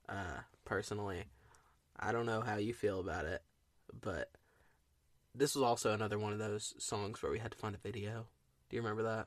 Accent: Tennessee, United States; We're from Tennessee

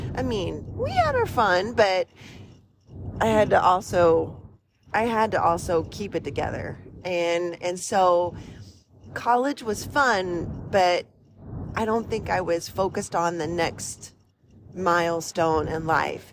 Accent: West Virginia, United States; moved away as an adult; now in Midwest, United States; I grew up in the mountains of West Virginia

